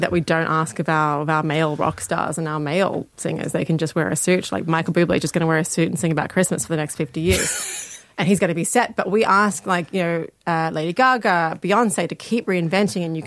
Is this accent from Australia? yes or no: yes; Australia; I'm Australian